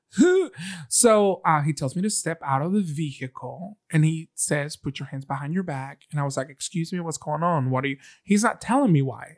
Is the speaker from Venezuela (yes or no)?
yes; Venezuela; now in Birmingham, United States; I'm from Venezuela. My green card is in the front of my car.